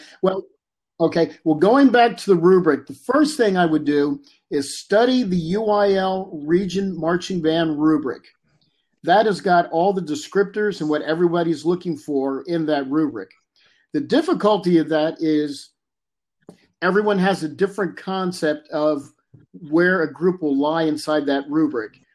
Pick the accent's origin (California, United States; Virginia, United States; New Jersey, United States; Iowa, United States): New Jersey, United States; moved away as an adult; now in Texas, United States; I grew up in New Jersey, went to high school in a New Jersey high school